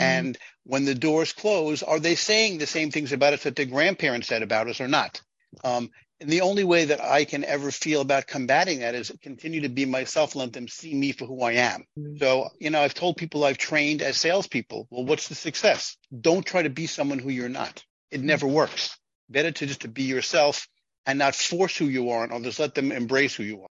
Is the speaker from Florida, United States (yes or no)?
no; New York, United States; I'm from New York, where there's a very large Jewish population